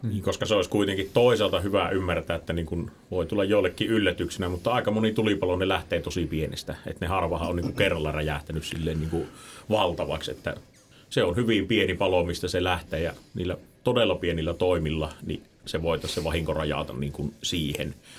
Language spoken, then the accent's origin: Finnish; Suonenjoki, North Savo, Finland; itehän on taas sit siitä niinku Kuopiosta vähän poispäin